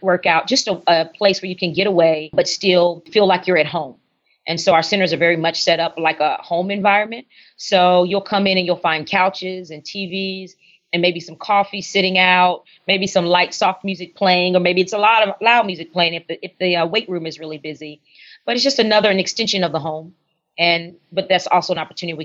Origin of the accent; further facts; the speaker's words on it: San Antonio, Texas, United States; moved away as an adult; also born or lived in New Orleans, Louisiana; now in Dallas, United States; I am from San Antonio, born and raised in San Antonio